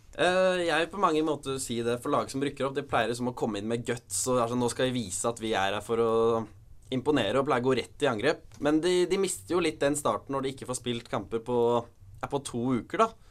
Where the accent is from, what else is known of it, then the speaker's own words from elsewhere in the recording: Norway; Vi er jo nordmenn